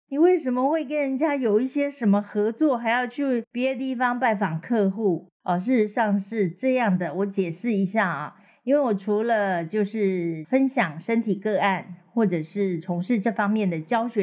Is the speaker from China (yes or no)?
no; southern Taiwan, Taiwan; 那我们南部人都是非常的随和嘛，当然没有问题。